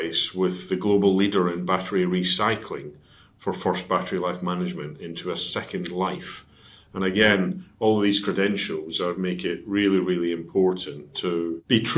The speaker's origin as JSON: {"language": "English", "town": "Dundee", "region": "Scotland", "country": "United Kingdom", "tie": "born or raised there", "moved": "yes", "lives_now": "Cheshire, United Kingdom", "said": "my hometown team is Dundee United"}